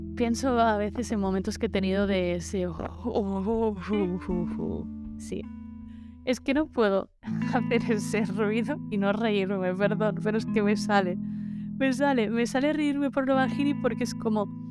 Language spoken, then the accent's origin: Spanish; Menorca, Balearic Islands, Spain; soy de Menorca